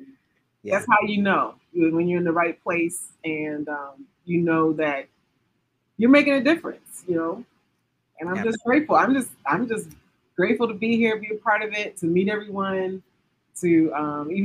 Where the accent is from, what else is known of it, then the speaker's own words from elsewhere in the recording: Maryland, United States; I'm born and raised in Maryland